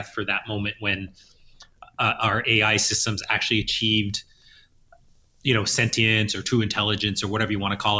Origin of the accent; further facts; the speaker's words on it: Northern California, United States; now in Montreal, Canada; I am from Northern California